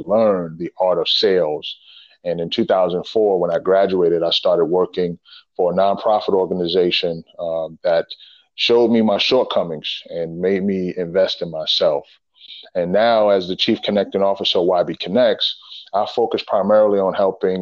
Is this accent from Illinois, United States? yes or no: no; New York City, New York, United States; moved away as an adult; now in Richmond, United States; I'm originally from the Bronx, New York, and I grew up in a single parent home.